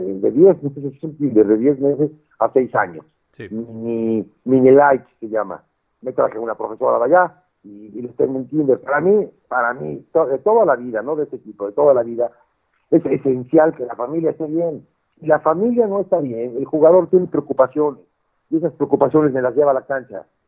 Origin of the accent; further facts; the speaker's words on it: Mexico; moved away; soy el único latino obviamente soy el único mexicano